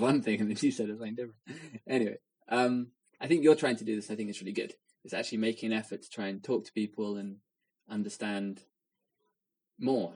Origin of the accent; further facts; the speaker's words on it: England, United Kingdom; someone who's grown up in England